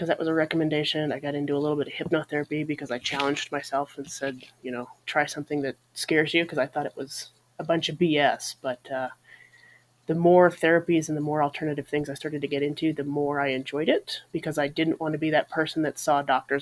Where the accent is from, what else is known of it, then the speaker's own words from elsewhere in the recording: Colorado, United States; now in Montana, United States; I grew up in Colorado originally. I now live in Montana